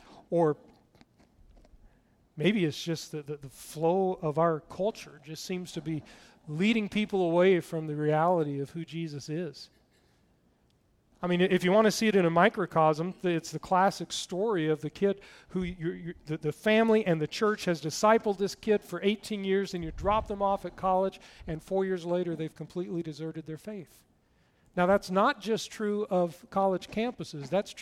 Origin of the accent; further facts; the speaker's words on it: Tennessee, United States; One thing you need to know, I grew up in East Tennessee, just next to Knoxville, and I lost my accent years ago.